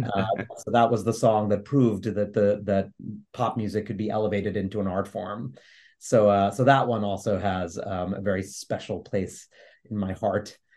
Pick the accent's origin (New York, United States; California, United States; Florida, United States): New York, United States; New York City; I grew up in New York City in the Lower East Side